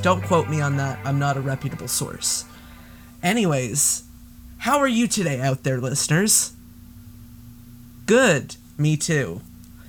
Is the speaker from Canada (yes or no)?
yes; Canada; I'm Canadian